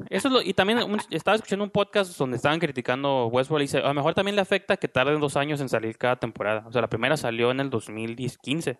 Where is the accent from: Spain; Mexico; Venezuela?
Mexico; nosotros como mexicanos